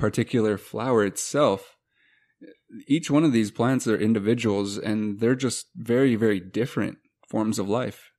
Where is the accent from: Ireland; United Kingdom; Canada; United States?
United States; Montana; growing up in Montana